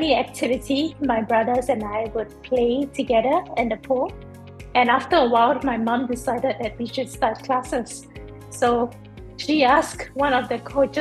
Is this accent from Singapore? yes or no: yes; Singapore; I grew up in Singapore, so I've always been like a born and bred city girl.